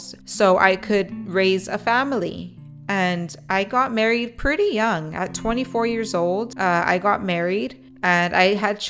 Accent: Edinburg, Texas, United States; moved away as an adult; also born or lived in McAllen, Texas; now in Corpus Christi, United States; I was raised in Edinburgh, Texas

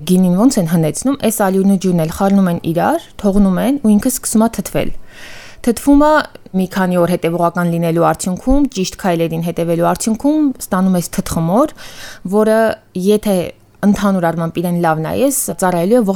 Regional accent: Yerevan, Armenia; ու ծնողներս հենց Երևանում ենք ծնվել։

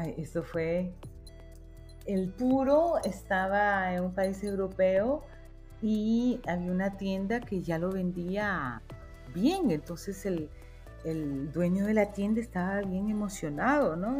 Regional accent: Tegucigalpa, Francisco Morazán, Honduras; yo nací en Tegucigalpa, o sea que soy una citadina

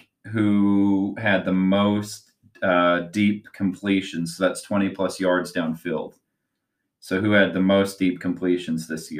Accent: Utah, United States; I grew up in Utah and I was a Jazz fan.

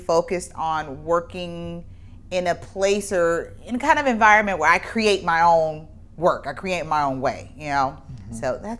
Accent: Midwest, United States; being born in the year that I was and growing up in the Midwest.

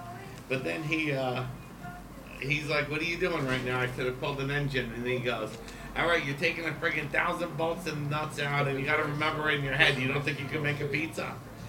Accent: Elizabeth, New Jersey, United States; moved away as an adult; now in Los Angeles, United States; I'm from Elizabeth. I'm from more of the hood, you know?

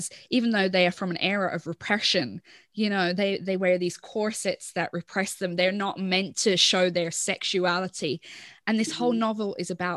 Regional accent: Ireland; I'm Irish

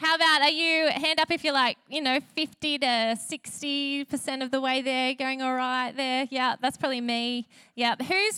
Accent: Sutherland Shire, New South Wales, Australia; now in Wollongong, Australia; I come from the Southern Shire

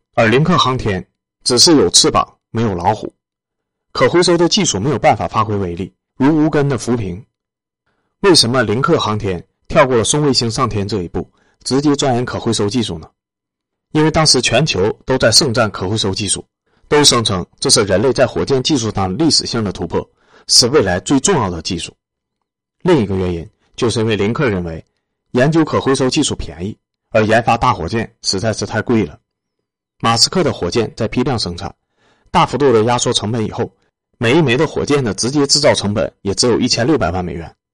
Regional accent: China; 为我们中国人打出自己一片田地来

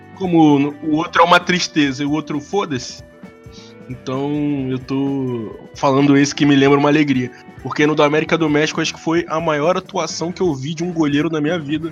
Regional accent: Rio de Janeiro, Brazil; sou do Rio de Janeiro, mais precisamente da Zona Oeste, nascido e criado em Realengo

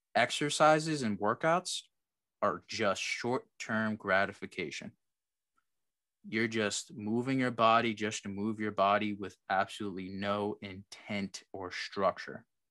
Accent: New Jersey, United States; I'm from Jersey

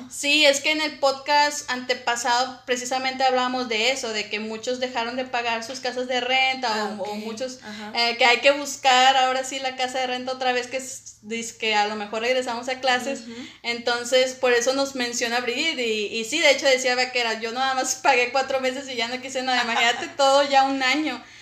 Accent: Saltillo, Coahuila, Mexico; also born or lived in Ramos Arizpe / Zaragoza / Allende; yo nací en Saltillo

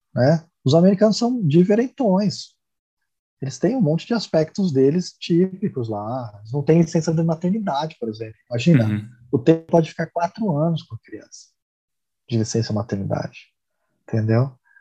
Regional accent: Brazil; minha esposa é tcheca, eu sou brasileiro

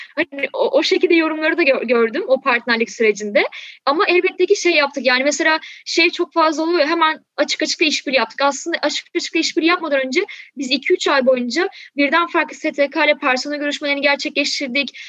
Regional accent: Balıkesir, Turkey; also born or lived in Şanlıurfa; now in Istanbul, Turkey; Şimdi ben Balıkesir'de büyüdüm. Yani şu an İstanbul'da yaşıyorum. Ama hani orada doğup büyüdüm.

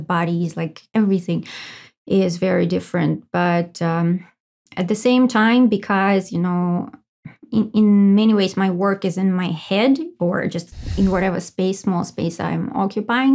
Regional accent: Russia; moved away as an adult; I was born in Russia and I lived for like twenty-five years. I guess the first twenty-five years of my life I, uh, lived in Russia.

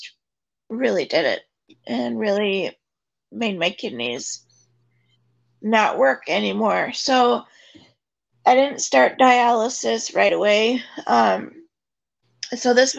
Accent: Oshkosh, Wisconsin, United States; I'm from Oshkosh, Wisconsin, born and raised. I still live here.

